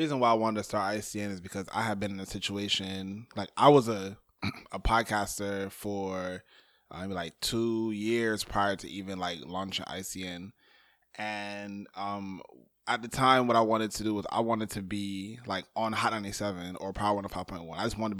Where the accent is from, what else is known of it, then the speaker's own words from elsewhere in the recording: Barbados; now in Brooklyn, United States; I'm Barbadian. I wear that proudly on my chest consistently.